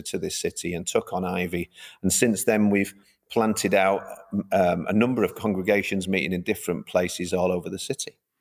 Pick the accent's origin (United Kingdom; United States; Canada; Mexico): United Kingdom; Manchester, North West England; I'm from Manchester originally.